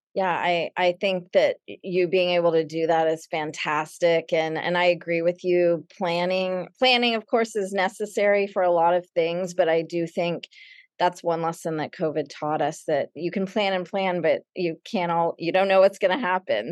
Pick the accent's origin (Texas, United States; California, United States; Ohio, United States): Texas, United States; Dallas; moved away as an adult; also born or lived in Los Angeles / Madrid; now in New York City, United States; I grew up in Dallas, and, and today I live in New York City, and I, I've lived here for about twenty-eight years